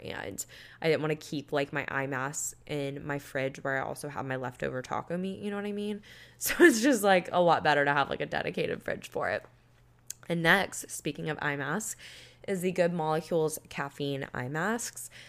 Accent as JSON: {"language": "English", "area": "Panama City Beach", "region": "Florida", "country": "United States", "tie": "born or raised there", "moved": "yes", "said": "a country music festival in my hometown"}